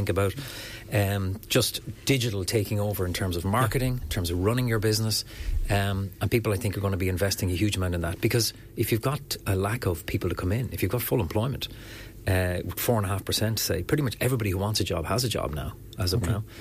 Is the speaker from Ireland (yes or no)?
yes; Enniscorthy, Leinster, Ireland; my hometown of Enniscorthy